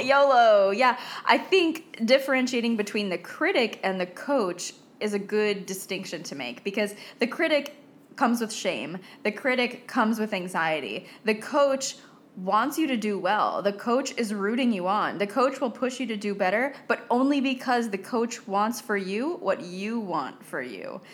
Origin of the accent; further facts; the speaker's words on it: United States; moved away; I am American too